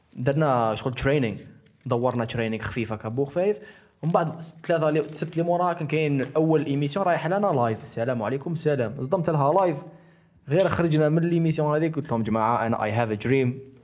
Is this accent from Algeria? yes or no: yes; Algeria; انا جزائري